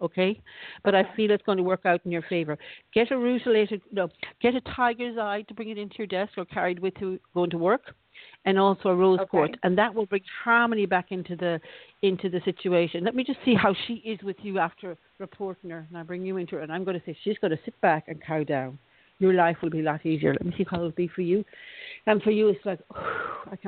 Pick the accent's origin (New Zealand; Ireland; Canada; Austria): Ireland; also born or lived in Florida; I used to grow up as a kid in Ireland